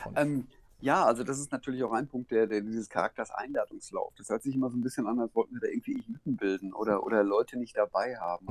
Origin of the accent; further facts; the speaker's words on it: Hagen, North Rhine-Westphalia, Germany; moved away as an adult; now in Switzerland; ich habe 45 Jahre 46 Jahre, in, äh, in Hagen gewohnt, direkt an der Ruhr